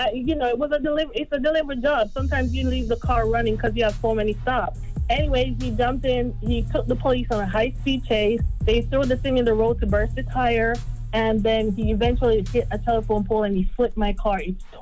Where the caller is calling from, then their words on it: Florida, United States; I'm calling from Florida.